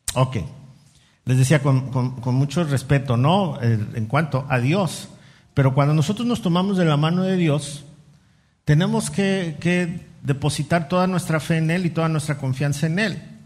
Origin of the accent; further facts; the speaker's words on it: Mexico City, Mexico; moved away; ahí en la Ciudad de México donde yo nací y crecí